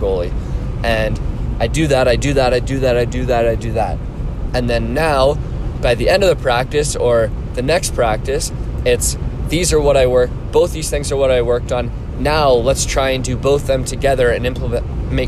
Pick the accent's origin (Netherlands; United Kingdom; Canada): Canada; Orangeville, Ontario; my hometown, Orangeville